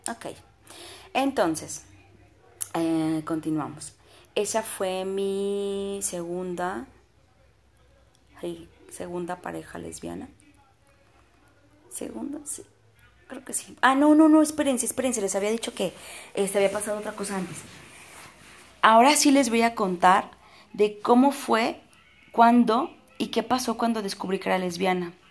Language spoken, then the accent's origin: Spanish; Puebla, Mexico; que yo soy de, de Puebla. Ay, de Puebla.